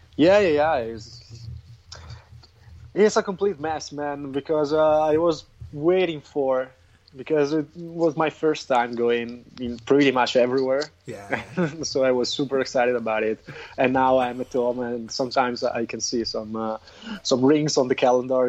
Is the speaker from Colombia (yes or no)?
no; Crema, Lombardy, Italy; also born or lived in Milan; my hometown, which is Crema in Italy.